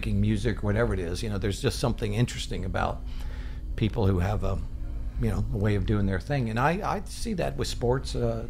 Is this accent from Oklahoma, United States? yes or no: yes; Oklahoma, United States; I was lucky growing up in Oklahoma because by the time I was born, we had a big family